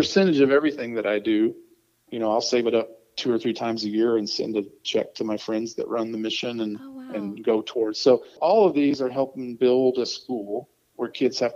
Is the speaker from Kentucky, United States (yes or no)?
yes; Corbin, Kentucky, United States; I'm from Corbin, Kentucky, where KFC started